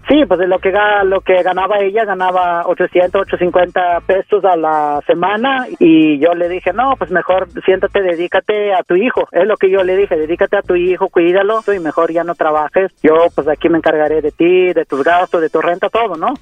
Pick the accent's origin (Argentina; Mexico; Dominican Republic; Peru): Mexico; Mexico City; also born or lived in Oaxaca; yo soy de Oaxaca, pero eh, todo el tiempo me la he pasado en la Ciudad de México, en Ciudad de México crecí más que nada